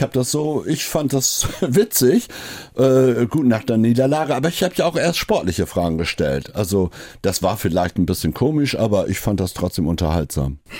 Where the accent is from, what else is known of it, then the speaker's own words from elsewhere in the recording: East Frisia, Lower Saxony, Germany; now in Hamburg, Germany; ich gerade als Ostfriese